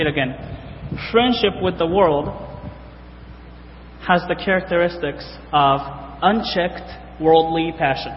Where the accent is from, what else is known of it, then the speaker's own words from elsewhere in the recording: Japan; moved away as an adult; now in United States; I'm from Japan. I grew up in Japan, graduated high school in Japan, and came over to the States in 2008